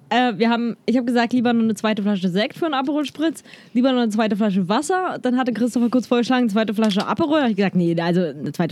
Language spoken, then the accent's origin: German; Berlin, Germany; ich bin Berliner, ich bin jetzt auch nicht so der krasse Lokalpatriot und oh, Berlin, das ist das Geilste überhaupt.